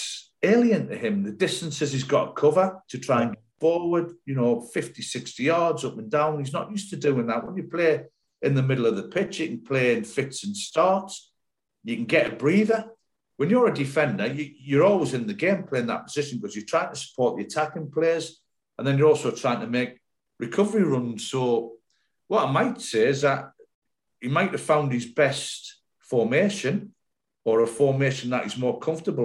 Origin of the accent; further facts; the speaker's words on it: Sunderland, North East England, United Kingdom; moved away as an adult; now in Bristol, United Kingdom; When I come down here from Sunderland to Bristol City, it was a big move because it was the other end of the country for me. I'd never been out the North East